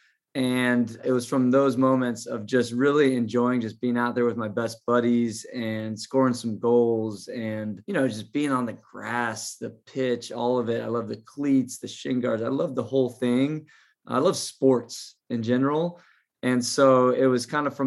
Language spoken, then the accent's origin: English; Irvine, California, United States; the Irvine Strikers where I grew up playing just south